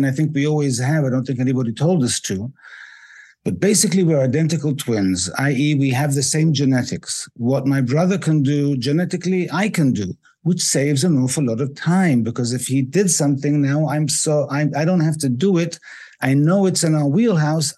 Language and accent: English; Israel; also born or lived in England; I was born in England, but I live in Israel. I've lived in Israel for most of my life